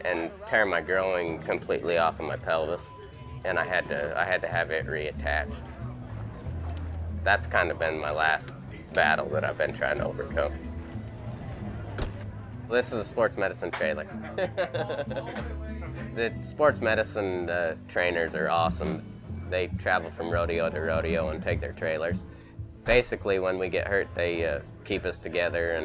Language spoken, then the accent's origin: English; Benjamin, Utah, United States; also born or lived in Payson, Utah; I'm 28 years old, and I'm from Payson, Utah.